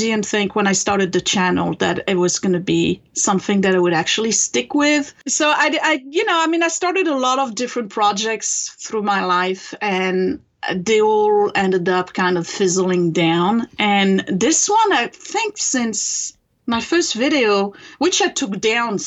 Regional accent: France; English is a second language; moved away as an adult; now in United States; I come from France originally. I was born in France and raised there.

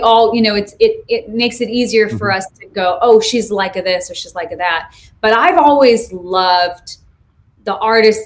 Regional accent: Montana, United States; now in Greensboro, United States; growing up in Montana

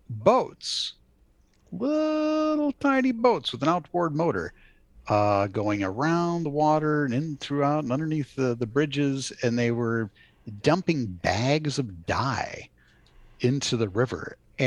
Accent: Chicago, Illinois, United States; I often think of growing up in Chicago.

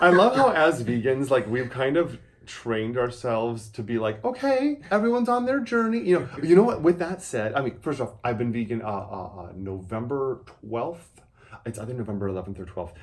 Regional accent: Wisconsin, United States; I'm from Wisconsin

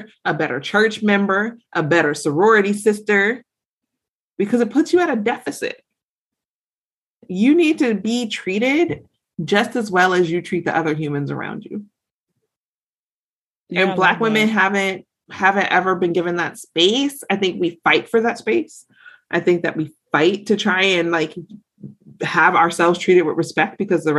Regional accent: Georgia, United States; I'm from the South. I'm from Georgia

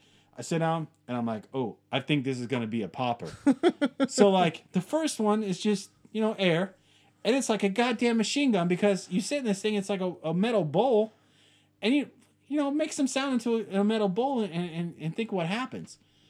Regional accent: United States; I'm a guy who, we're American. We like our distance. We like our space, and we like handling shit ourselves, right?

